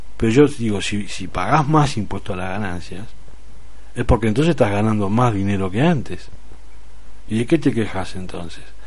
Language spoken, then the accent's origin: Spanish; Uruguay; now in Spain; en Uruguay, en mi país.